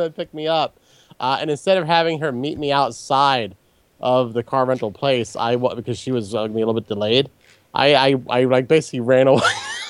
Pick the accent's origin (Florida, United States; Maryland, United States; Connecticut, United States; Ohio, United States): Maryland, United States; moved away; I'm actually originally from Maryland. I moved back a short time ago.